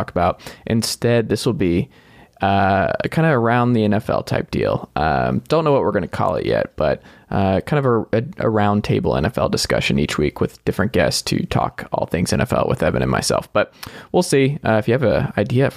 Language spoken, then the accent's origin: English; the South, United States; we're from the South